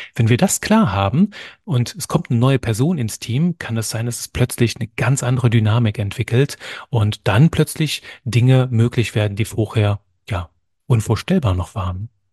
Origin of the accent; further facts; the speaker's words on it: German-speaking area in eastern Belgium, Wallonia, Belgium; also born or lived in near Cologne, Germany; now in Germany; ich bin Belgier von Geburt an, komme aus einem kleinen Bereich im Osten von Belgien, wo man Deutsch spricht wohne mittlerweile in der Nähe von Köln